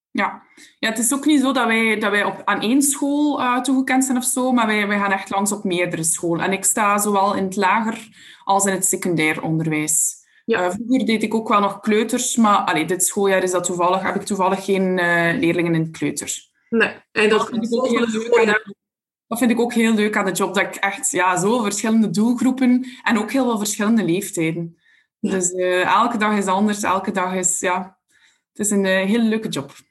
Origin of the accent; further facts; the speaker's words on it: Belgium; Uit België.